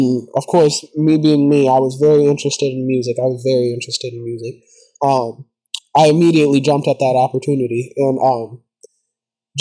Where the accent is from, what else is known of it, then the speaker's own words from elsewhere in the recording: Louisville, Kentucky, United States; I'm from the Louisville area, Kentucky. I've been born here my whole life. I've lived here my whole life.